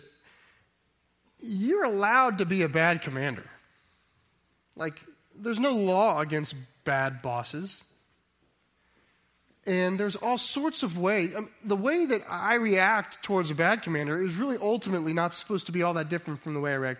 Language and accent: English; United States; we in America